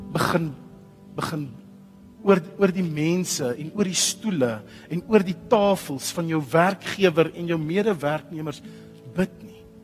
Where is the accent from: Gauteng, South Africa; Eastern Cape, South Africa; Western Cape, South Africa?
Gauteng, South Africa; Pretoria; As jy wil weet waar ek vandaan kom, trek so 'n bietjie wes. Pretoria